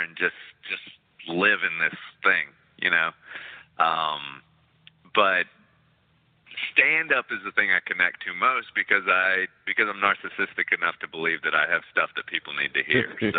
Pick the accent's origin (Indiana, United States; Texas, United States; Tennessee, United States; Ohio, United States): Texas, United States; now in New York City, United States; I'm from Texas and that's a big part of me